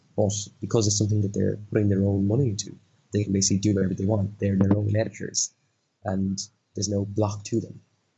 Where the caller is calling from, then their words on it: Dublin, Leinster, Ireland; I'm coming from Dublin in Ireland, and it is currently 1:05 in the morning.